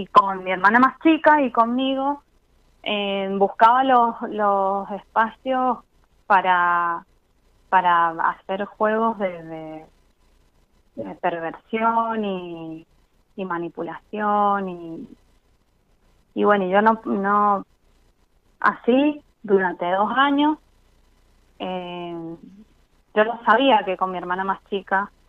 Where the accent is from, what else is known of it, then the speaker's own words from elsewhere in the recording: Mendoza, Argentina; De Mendoza.